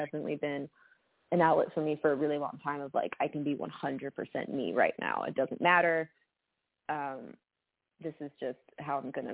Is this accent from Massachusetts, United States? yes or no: yes; Boston, Massachusetts, United States; moved away as an adult; now in Nashville, United States; We grew up in Boston